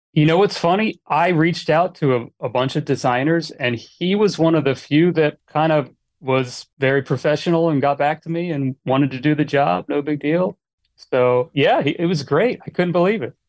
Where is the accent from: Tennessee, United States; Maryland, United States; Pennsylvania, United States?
Maryland, United States; Annapolis; moved away as an adult; now in Los Angeles, United States; I grew up in Annapolis, Maryland